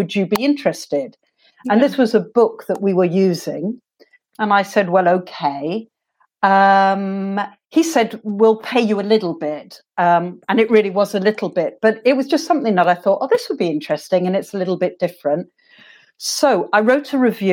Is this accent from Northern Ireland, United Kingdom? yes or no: no; London, United Kingdom; I grew up in England. I'm actually from London, South London.